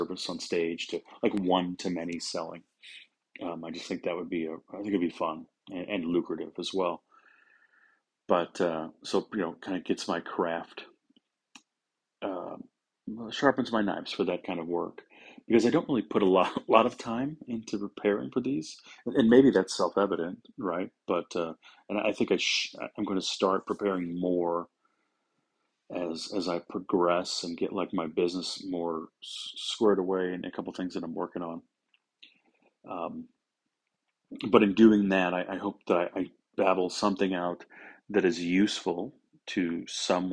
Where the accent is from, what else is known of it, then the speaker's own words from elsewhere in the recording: St. Louis, Missouri, United States; I'm from St. Louis, Missouri. Grew up in South St. Louis.